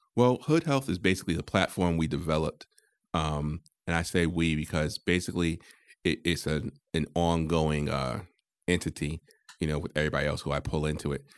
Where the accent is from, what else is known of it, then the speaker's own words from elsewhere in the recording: Connecticut, United States; I'm from Connecticut.